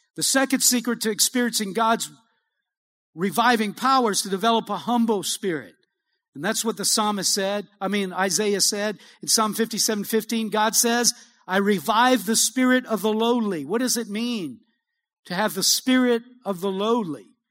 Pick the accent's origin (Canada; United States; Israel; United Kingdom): United States; Cajun, Louisiana; I'm a Cajun